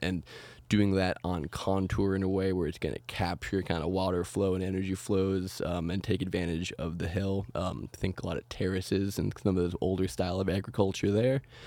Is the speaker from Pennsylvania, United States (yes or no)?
no; Oregon, United States; growing up in Oregon